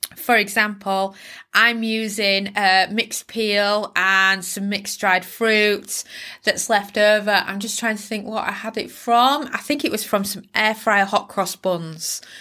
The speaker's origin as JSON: {"language": "English", "region": "Yorkshire and the Humber", "country": "United Kingdom", "said": "I'm from Yorkshire, can you tell? Yorkshire girl coming at you"}